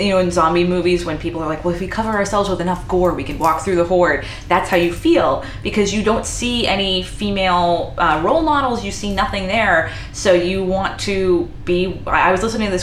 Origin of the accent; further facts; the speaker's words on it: Haverhill, Massachusetts, United States; I grew up in a place called Haverhill, Massachusetts